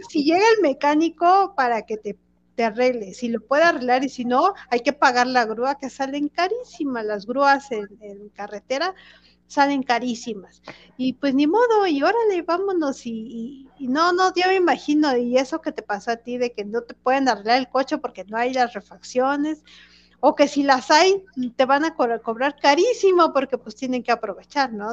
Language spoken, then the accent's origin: Spanish; Mexico City, Mexico; los que somos de aquí de la Ciudad de, de México